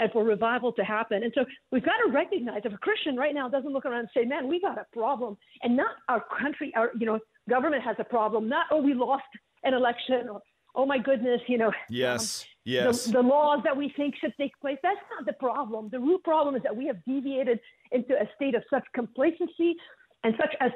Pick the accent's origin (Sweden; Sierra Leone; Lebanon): Lebanon; Beirut; now in United States; I grew up in Beirut.